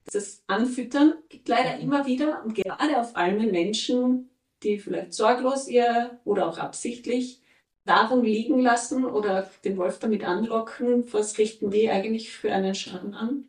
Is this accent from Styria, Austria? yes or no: no; Tyrol, Austria; Bei uns in Tirol